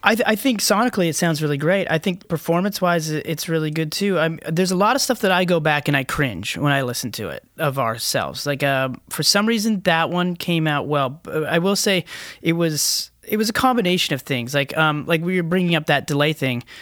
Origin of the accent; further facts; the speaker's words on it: Canada; we're Canadians